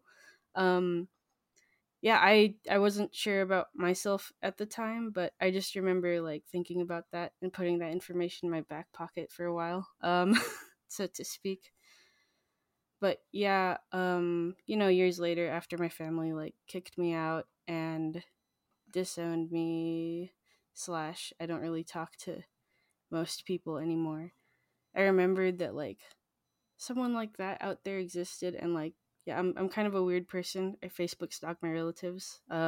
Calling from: Los Angeles, California, United States; I'm calling in from Chumash and Tongva land. I'm in Los Angeles.

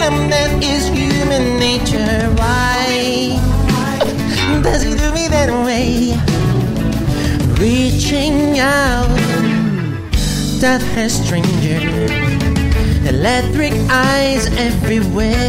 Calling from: São Bernardo do Campo, São Paulo, Brazil; Eu sou de São Bernardo do Campo.

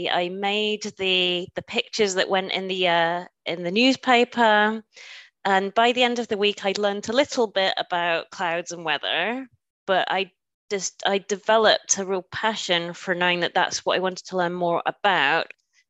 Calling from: Germany; I should say guten Tag, as I am joining you from Germany.

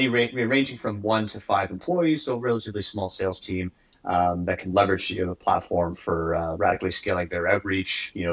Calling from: Kingston, Ontario, Canada; I'm calling from the White North. Specifically in a small town called Kingston, which is halfway between Toronto and Ottawa.

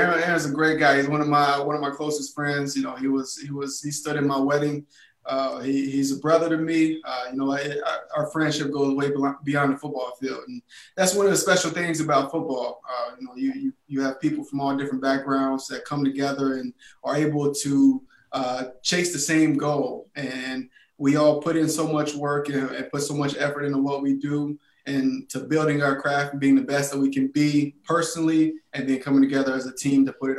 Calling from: Houston, Texas, United States; Yeah, I'm calling in from Houston, Texas, H-Town.

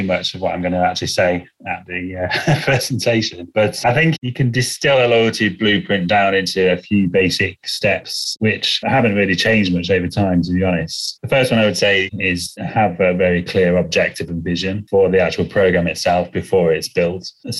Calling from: England, United Kingdom; Hi, I'm joining you from the UK, just outside of London in the countryside.

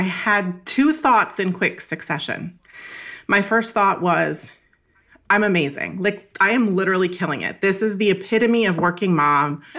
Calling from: Northern Virginia, United States; I'm calling in from Northern Virginia, just outside of Washington, D C

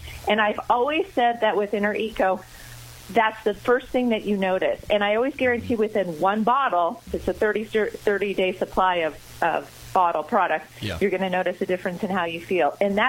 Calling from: Colorado, United States; Well, today I'm in Colorado, so I was up a little earlier.

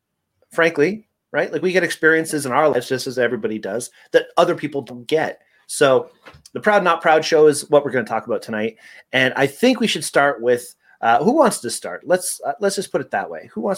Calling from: Detroit, Michigan, United States; accent: Southern; I'm calling from Detroit, and I don't know why I have a Southern accent.

